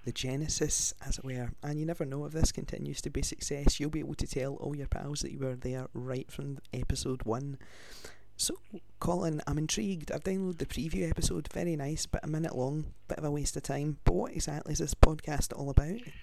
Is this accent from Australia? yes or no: no; Glasgow, Scotland, United Kingdom; I'm from Glasgow in Scotland.